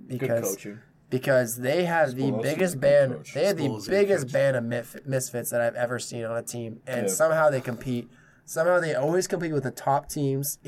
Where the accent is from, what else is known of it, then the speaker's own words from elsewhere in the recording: New England, United States; I'm from New England